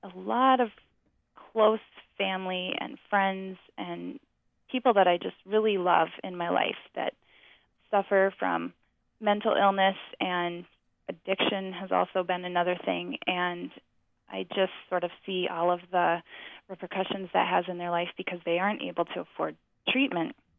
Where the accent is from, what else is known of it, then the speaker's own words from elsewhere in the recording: Deep South, United States; also born or lived in Georgia / Virginia / Tennessee; I grew up in the Deep South